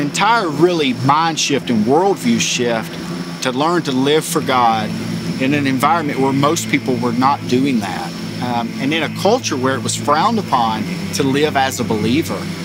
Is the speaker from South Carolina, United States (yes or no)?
yes; Tigerville, South Carolina, United States; we had a great time growing up in Tigerville